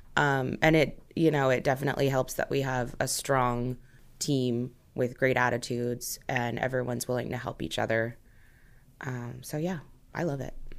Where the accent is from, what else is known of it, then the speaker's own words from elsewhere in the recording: Omaha, Nebraska, United States; I'm not originally from Omaha, but I definitely call it home. It's where I've grown up, it's where I've spent most of my life